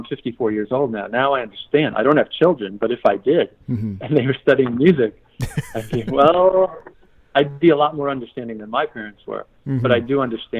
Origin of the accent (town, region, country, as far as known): Yonkers, New York, United States; born or raised there; moved away; also born or lived in Fredonia, New York / Eugene, Oregon